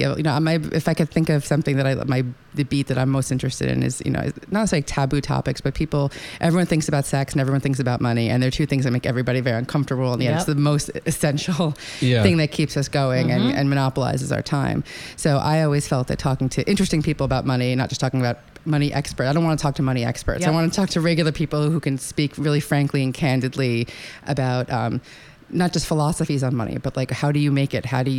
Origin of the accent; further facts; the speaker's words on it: New York, United States; Yes, I was born on Long Island.